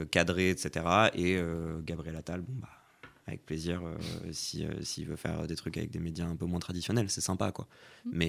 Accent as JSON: {"language": "French", "country": "France", "said": "je suis un Français comme les autres."}